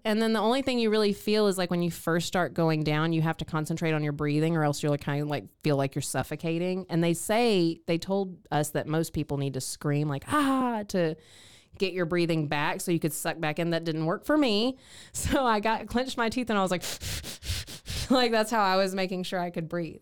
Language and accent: English; East Texas, United States; moved away; my hometown of East Texas